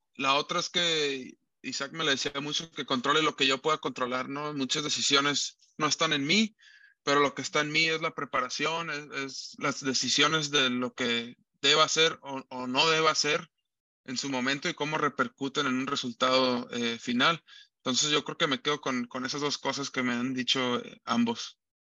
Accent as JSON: {"language": "Spanish", "town": "Tijuana", "region": "Baja California", "country": "Mexico", "said": "Alfredo es aquí mi paisano también, los dos somos de Tijuana"}